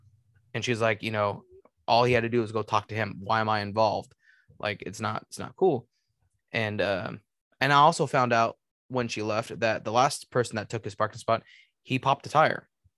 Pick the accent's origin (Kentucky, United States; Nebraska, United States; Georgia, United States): Kentucky, United States; Just for clarification, I'm from Northern Kentucky.